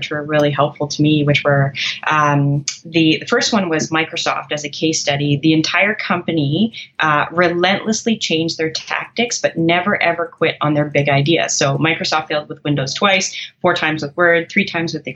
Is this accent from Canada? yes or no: yes; Canada; I'm a Canadian